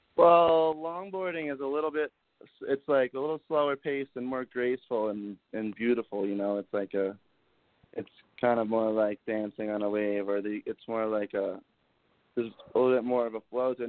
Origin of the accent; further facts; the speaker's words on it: New Jersey, United States; moved away as an adult; now in Montauk, United States; growing up in Jersey